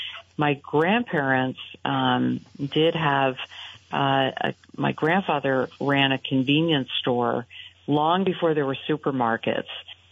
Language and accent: English; Burlington, Vermont, United States; And the Mary Fletcher Hospital was where I was born, and I don't know if it was before or after you, but I grew up in Burlington, and am very proud of the fact that my mother was born in Burlington, my grandmother was.